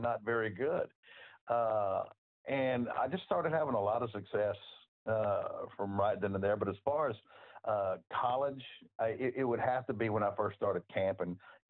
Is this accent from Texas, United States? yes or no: yes; Houston, Texas, United States; moved away; also born or lived in Memphis; I was born and raised in Southeast Texas in Houston, in football Mecca.